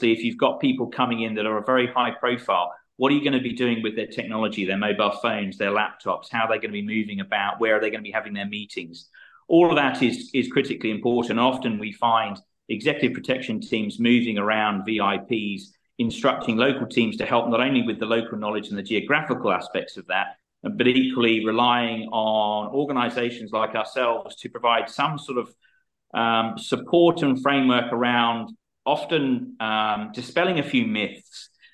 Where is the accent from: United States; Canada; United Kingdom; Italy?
United Kingdom; London; moved away as an adult; also born or lived in Australia / Nauru; now in Hong Kong; I grew up in Southeast London. I emigrated to Australia in 2002. I spent 17 years living in Australia.